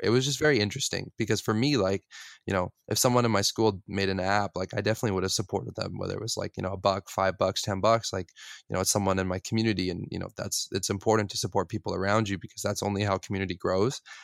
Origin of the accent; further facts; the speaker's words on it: West Coast, United States; I grew up in the West Coast, so mountains, beaches, oceans